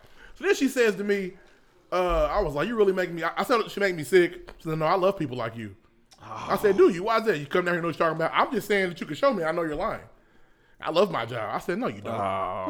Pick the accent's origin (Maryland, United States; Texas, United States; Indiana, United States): Indiana, United States; moved away; I'm from Indiana. We say wash.